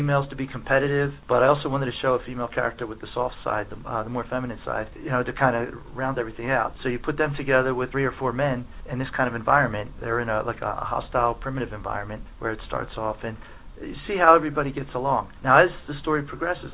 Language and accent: English; Delaware County, outside Philadelphia, Pennsylvania, United States; I'm from just outside Philadelphia, an area called Delaware County. Pretty much all my life I've lived there.